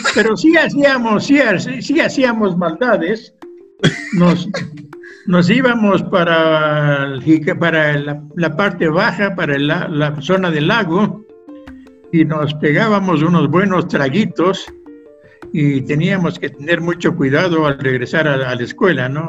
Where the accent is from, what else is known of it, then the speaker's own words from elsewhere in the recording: Quito, Pichincha, Ecuador; moved away; Yo nací en Quito el año 1938 hace muchísimos años